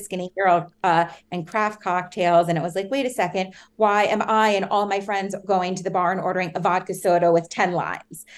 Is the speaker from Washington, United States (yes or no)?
no; New York City, New York, United States; also born or lived in Hanover, New Hampshire; I grew up in New York City, in Manhattan, so right dead in the center of the city